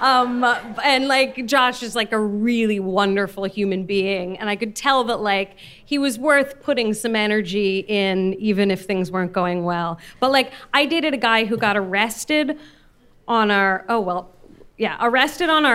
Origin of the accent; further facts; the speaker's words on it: San Francisco, California, United States; I grew up in San Francisco and I went to an arts high school